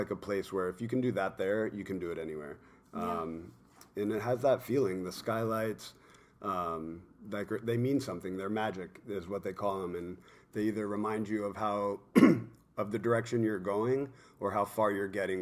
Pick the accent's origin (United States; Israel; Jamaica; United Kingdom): United States; Yorba Linda, California; also born or lived in New York / New Jersey; now in Newport Beach, United States; I grew up in Yorba Linda, which is North Orange County.